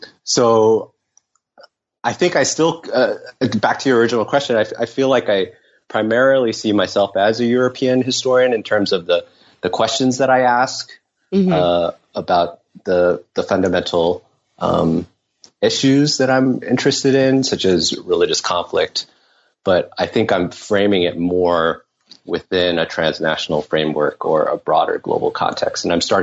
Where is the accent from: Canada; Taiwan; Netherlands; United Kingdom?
Taiwan; moved away as an adult; now in United States; I was born in the U.S., but I grew up mainly in Taiwan. I moved back with my parents when I was 6 years old and spent ages 6 to 18 there. And then I came as an undergrad to the U.S.